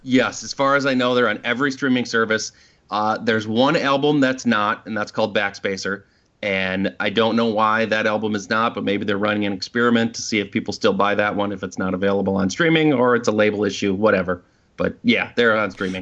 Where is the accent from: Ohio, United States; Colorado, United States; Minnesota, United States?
Minnesota, United States; Minneapolis; we're from Minneapolis, so we went out to Boston